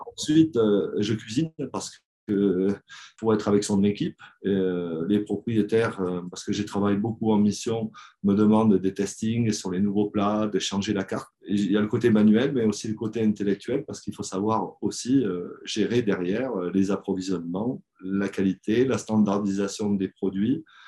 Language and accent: French; Brive-la-Gaillarde, Nouvelle-Aquitaine, France; Donc moi je suis originaire de Brive en France